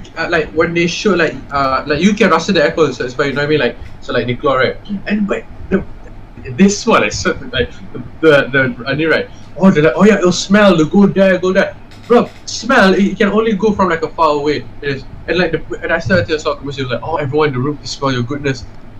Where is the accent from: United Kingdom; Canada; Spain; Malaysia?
Malaysia; we're Malaysian.